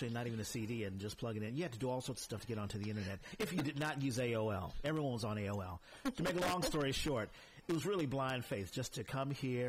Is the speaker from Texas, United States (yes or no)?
yes; San Antonio, Texas, United States; now in San Francisco, United States; all three of us came from Texas. I was born in San Antonio, Texas.